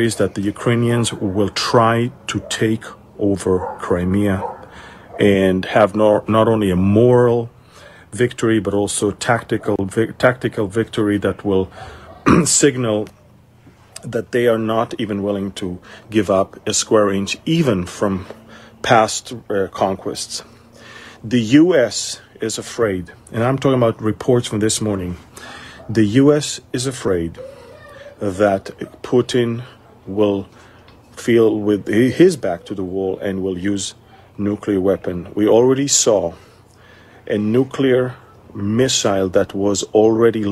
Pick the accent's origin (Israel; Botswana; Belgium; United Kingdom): Israel; Galilee, Northern District; I'm from Galilee, from Israel.